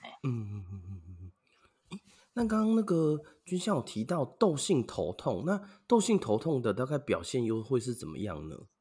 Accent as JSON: {"language": "Chinese", "town": "Yuanlin", "region": "Changhua County", "country": "Taiwan", "tie": "born or raised there", "said": "我的故乡，就是园林啦"}